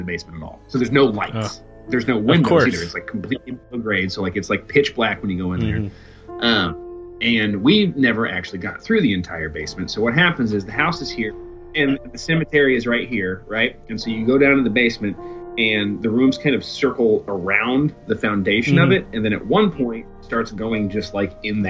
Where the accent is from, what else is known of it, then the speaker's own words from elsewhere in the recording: Muncie, Indiana, United States; I grew up in Muncie, Indiana